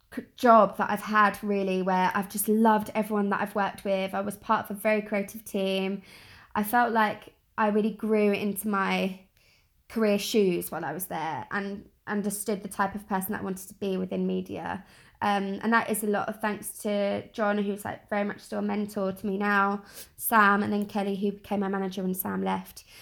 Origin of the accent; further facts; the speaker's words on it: London, United Kingdom; I'm from South East London, born and bred, still living here